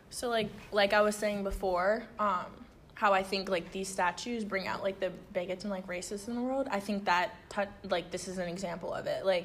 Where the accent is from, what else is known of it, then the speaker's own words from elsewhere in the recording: Richmond, Virginia, United States; being African American in a southern city like Richmond is uh, it's hard at times